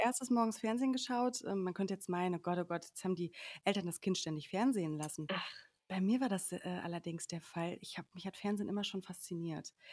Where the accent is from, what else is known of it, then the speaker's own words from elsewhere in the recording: Sauerland, North Rhine-Westphalia, Germany; moved away as an adult; also born or lived in Cologne; now in Berlin, Germany; ursprünglich bin ich aufgewachsen im Sauerland